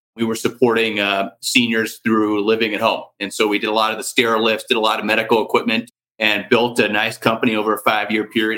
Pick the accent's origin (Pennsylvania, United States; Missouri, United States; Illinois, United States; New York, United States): Missouri, United States; St. Louis; I grew up in St. Louis